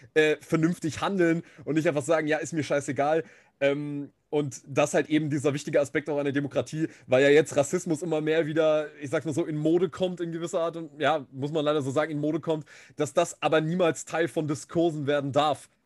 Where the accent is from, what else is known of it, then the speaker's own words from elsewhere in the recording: Germany; hier jetzt bei uns in Deutschland